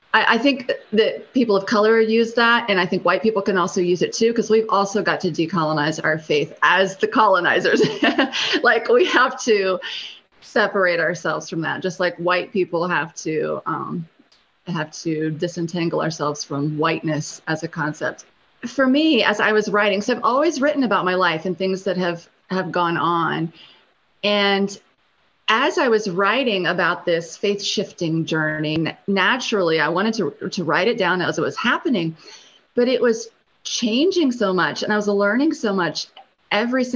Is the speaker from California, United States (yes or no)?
no; Ohio, United States; moved away as an adult; also born or lived in Cambodia; now in Columbia, United States; I'm down here in South Carolina, and I'm from Ohio